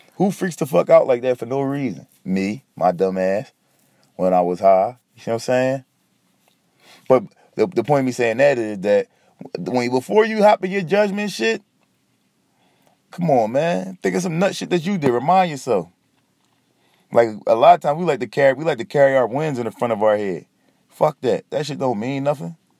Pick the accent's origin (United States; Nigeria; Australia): United States; Philadelphia, Pennsylvania; I'm from Philly